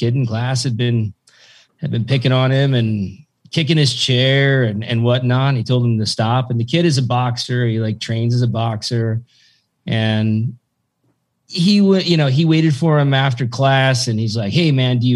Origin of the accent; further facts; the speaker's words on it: Tillamook, Oregon, United States; I grew up there. I grew up in Tillamook, Oregon, a bunch of farmers and loggers.